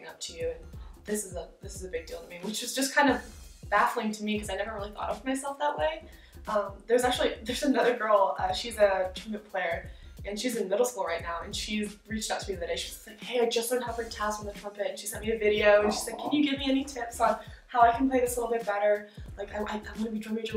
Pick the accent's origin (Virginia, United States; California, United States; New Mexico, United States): Virginia, United States; moved away as an adult; also born or lived in Washington, D.C.; now in Oklahoma, United States; I'm originally from Virginia, so I grew up a little bit, the culture's a little bit different where I grew up